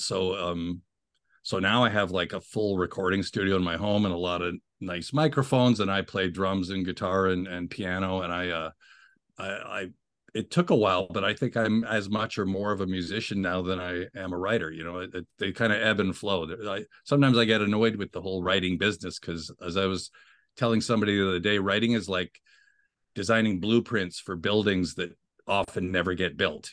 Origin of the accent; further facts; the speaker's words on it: Ottawa, Ontario, Canada; grew up in Ottawa, capital city of Canada